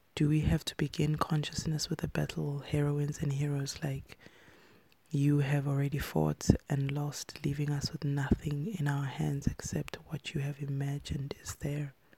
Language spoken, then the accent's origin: English; South Africa; when I was growing up in South Africa